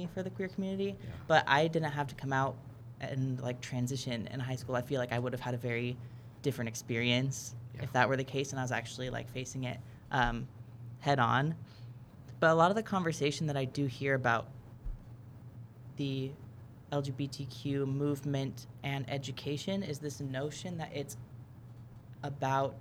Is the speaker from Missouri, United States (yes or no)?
no; Los Angeles, California, United States; I grew up in California. I was in kind of the LA area